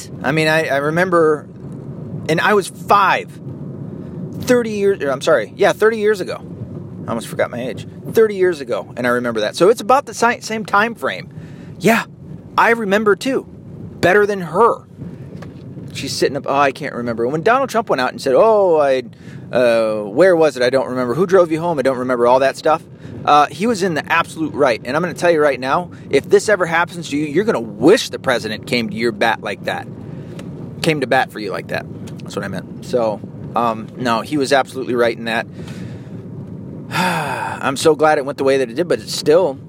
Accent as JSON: {"language": "English", "country": "United States", "said": "Because I'm an American. It's my home."}